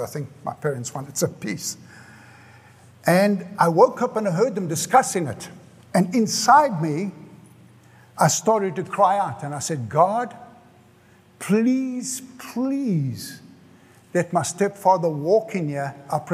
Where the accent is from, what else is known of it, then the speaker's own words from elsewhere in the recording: South Africa; moved away as an adult; now in United States; I grew up in South Africa